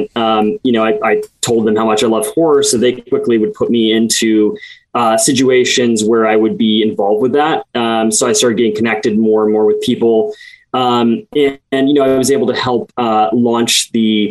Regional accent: Midwest, United States; I grew up in the Midwest

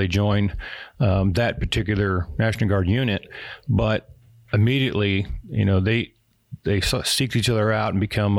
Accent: Oregon, United States; I was born in Oregon, raised there in Oregon

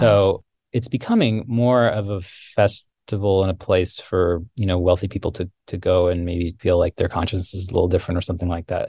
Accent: Tucson, Arizona, United States; moved away; I grew up in the Sonoran Desert in, in Tucson

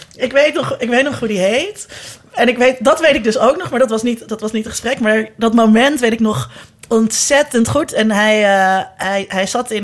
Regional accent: Zeist, Utrecht, Netherlands; moved away as an adult; also born or lived in Amsterdam; ik kwam uit Zeist en iedereen uit Zeist, die uit Zeist kwam, die werd ergens lid

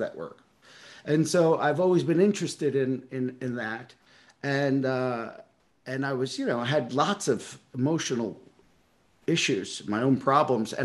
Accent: New York City, New York, United States; I grew up in Brooklyn

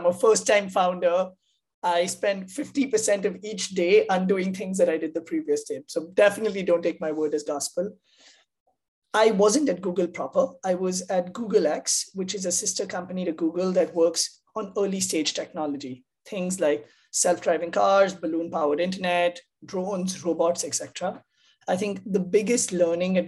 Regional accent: India; moved away as an adult; now in United States; I grew up in India

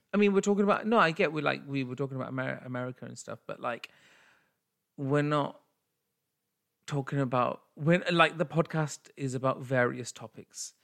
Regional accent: United Kingdom; I'm British Asian

